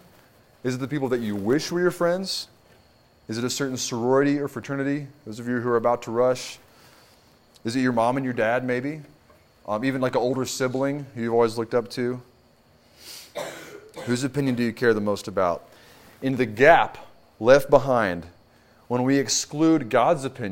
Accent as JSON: {"language": "English", "region": "Kentucky", "country": "United States", "moved": "yes", "said": "I am from Kentucky"}